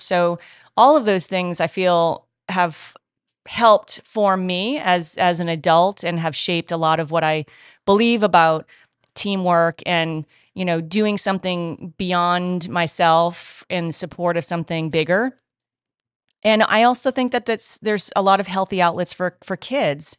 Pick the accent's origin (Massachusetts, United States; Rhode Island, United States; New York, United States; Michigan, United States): Rhode Island, United States; moved away as an adult; now in California, United States; my home state of Rhode Island